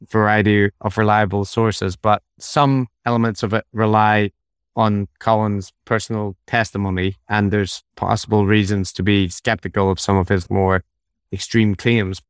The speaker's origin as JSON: {"language": "English", "town": "Belfast", "region": "Northern Ireland", "country": "United Kingdom", "tie": "born or raised there", "also_born_or_lived": "Japan", "moved": "yes", "said": "growing up in Belfast in the 90s, I was at the tail end of the troubles."}